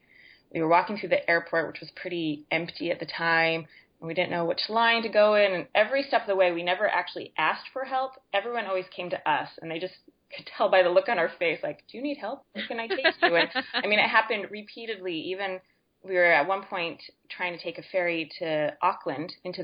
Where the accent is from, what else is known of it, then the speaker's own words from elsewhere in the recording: Utah, United States; moved away as an adult; now in New Zealand; I'm originally from Utah and we left the end of June